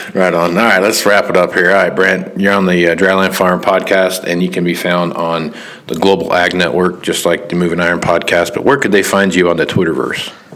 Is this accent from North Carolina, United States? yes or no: no; Kansas, United States; I'm from Kansas. You know, so I'm from the 316